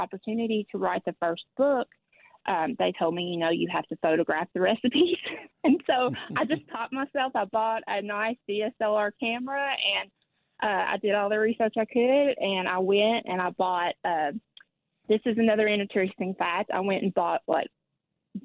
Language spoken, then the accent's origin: English; Kentucky, United States; moved away as an adult; now in Tennessee, United States; I grew up in Kentucky. I've lived half of my life in Kentucky and half in Tennessee now.